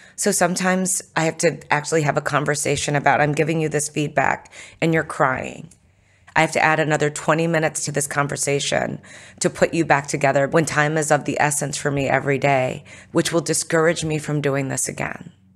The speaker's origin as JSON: {"language": "English", "country": "United States", "tie": "born or raised there", "said": "I was born in America"}